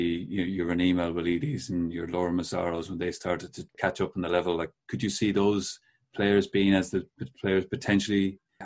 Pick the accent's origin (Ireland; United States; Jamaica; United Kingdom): Ireland; Well, I'm Irish.